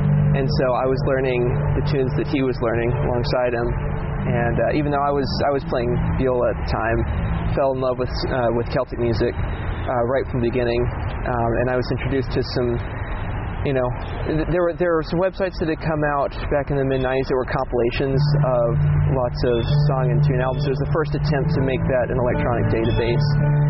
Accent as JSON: {"language": "English", "region": "Georgia", "country": "United States", "tie": "born or raised there", "also_born_or_lived": "Maine / Virginia", "moved": "as an adult", "lives_now": "Roanoke, United States", "said": "Born in Maine, raised in Georgia, but moved to Virginia for work."}